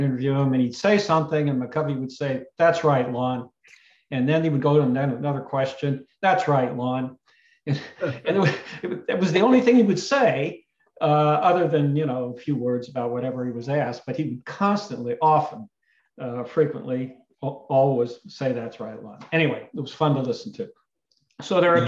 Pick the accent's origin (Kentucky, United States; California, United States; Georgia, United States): California, United States; the Bay Area; moved away; I was growing up in the Bay Area